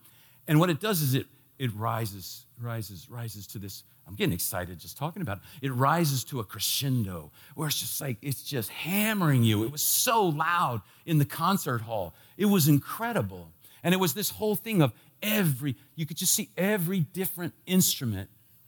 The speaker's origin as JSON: {"language": "English", "area": "D.C.", "region": "Washington, D.C.", "country": "United States", "tie": "born or raised there", "said": "When I was a kid, growing up in the Washington, D.C. area, they had this program."}